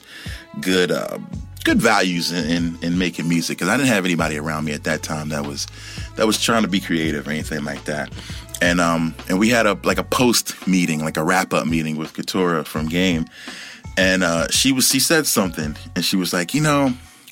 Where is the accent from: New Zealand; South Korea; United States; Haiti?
United States; Philadelphia, Pennsylvania; I'm from Philly